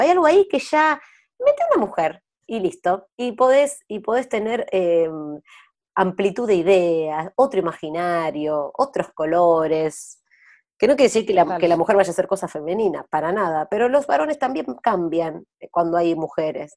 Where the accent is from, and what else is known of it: Argentina